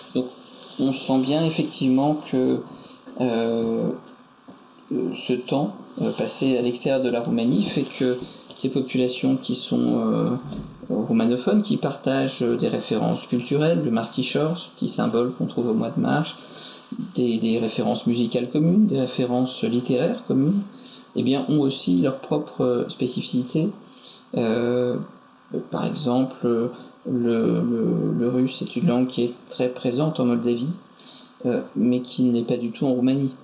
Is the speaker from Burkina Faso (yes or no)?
no; France; nous en tant que Français